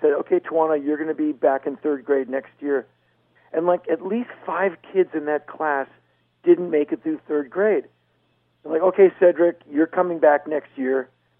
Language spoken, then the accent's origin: English; Washington, District of Columbia, United States; I was raised in a very political household. My mom worked her entire adult career in government. Like, I come from Washington, D.C.